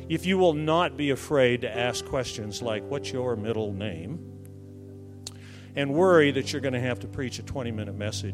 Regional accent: Fort Wayne, Indiana, United States; I'm from Fort Wayne, Indiana. We got a lot of Fort Waynians here. I'm from Fort Wayne.

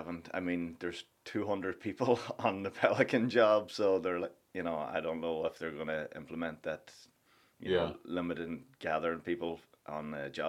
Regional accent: Donegal, County Donegal, Ireland; moved away as an adult; also born or lived in Sligo / New York / Florida; now in Tampa Bay area, United States; Sligo is 45 minutes away from my hometown, which is Donegal town. I went to school in Sligo.

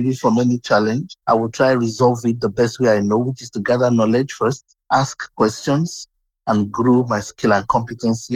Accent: southwestern Nigeria, Nigeria; I was born in Nigeria, that's in West Africa. I had my younger years in the southwestern region of Nigeria.

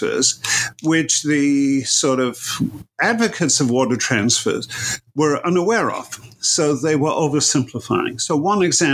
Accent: Manchester, North West England, United Kingdom; moved away; also born or lived in Berkeley, California; grew up in Manchester in England

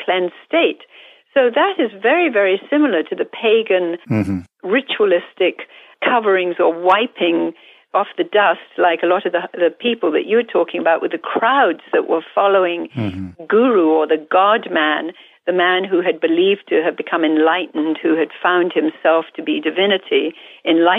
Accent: India; moved away; Growing up in India

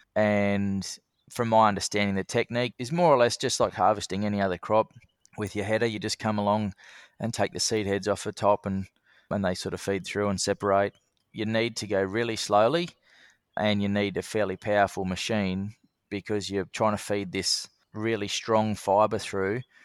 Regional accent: Sydney, New South Wales, Australia; moved away as an adult; also born or lived in Bathurst, New South Wales / Kununurra, Western Australia; now in Darwin, Australia; So I was born in Sydney, and I lived there with my family till I was about fifteen.

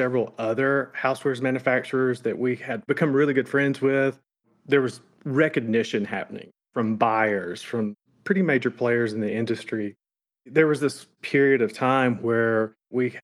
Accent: the South, United States; now in Florence, United States; we're obviously from the South

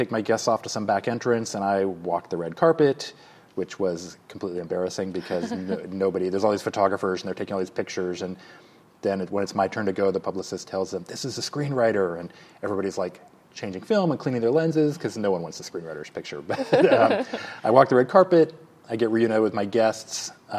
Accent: Alaska, United States; also born or lived in Illinois / Saudi Arabia; So I was born near Chicago, but we lived for 6 years in Saudi Arabia when I was a little kid, and then went to Alaska where I went to high school.

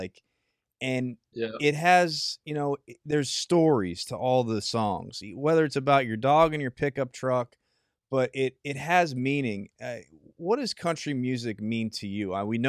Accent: Pennsylvania, United States; also born or lived in Philadelphia; now in Florida, United States; I grew up in Pennsylvania.

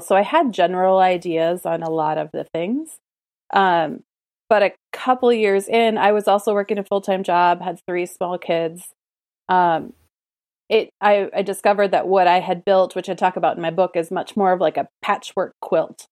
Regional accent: United States; growing up in the United States

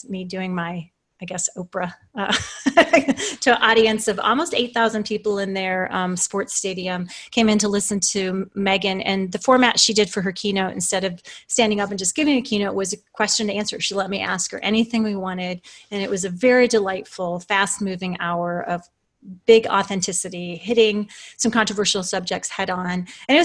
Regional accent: southeastern Iowa, United States; moved away as an adult; also born or lived in Thunder Bay, Ontario, Canada / Colorado; I was born in Thunder Bay, Ontario, Canada, and lived the first parts of my life in Canada. And then starting around school age, we moved to an interesting town of about 10,000 people in the southeastern part of Iowa, which is where I lived until I graduated from high school

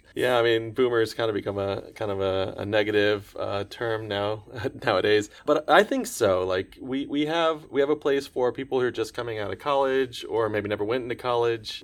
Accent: Orlando, Florida, United States; growing up in Orlando, Florida area

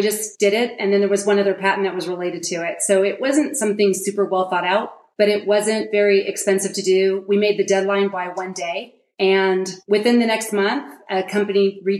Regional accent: Silicon Valley, California, United States; I'm from Silicon Valley

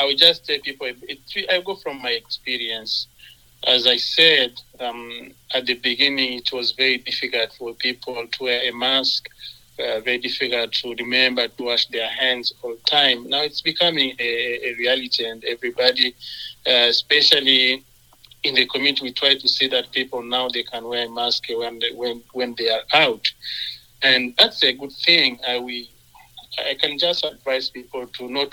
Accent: Goma, North Kivu, DR Congo; moved away as an adult; also born or lived in Sherbrooke, Quebec, Canada; now in Brooks, Canada; my hometown Goma

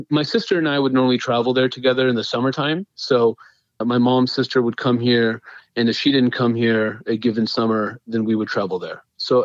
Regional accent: Fremont, California, United States; also born or lived in Hayward, California / India (ancestry); So I was born in Hayward, California, and my family is from India.

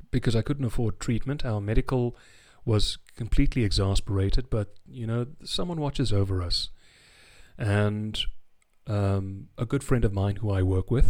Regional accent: South Africa; accent: South African; also born or lived in England; As you can hear, I'm South African, but um

